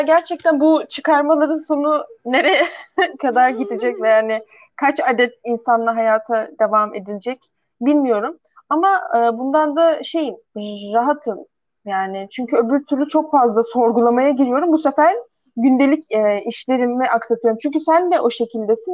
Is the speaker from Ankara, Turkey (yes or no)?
yes; Ankara, Turkey; also born or lived in Karşıyaka, İzmir; now in İzmir, Turkey; nerelisin diye sorulduğunda, işte Ankara diyorum, nerede yaşıyorsun? İzmir, Karşıyaka diyorum.